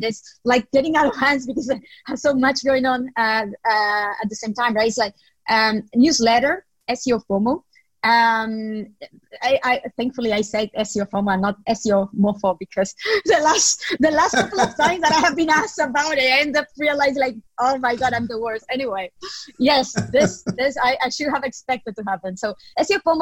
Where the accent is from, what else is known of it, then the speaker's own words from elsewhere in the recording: Nicaragua; moved away as an adult; also born or lived in Spain; I grew up, studied, and went to university in Nicaragua, in my home country.